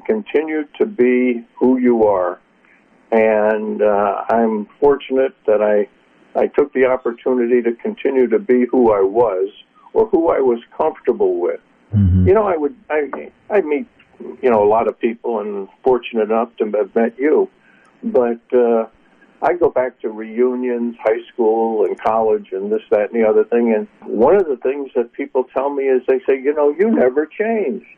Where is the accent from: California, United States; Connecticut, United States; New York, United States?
Connecticut, United States; now in West Coast, United States; I grew up in Connecticut, you know, New England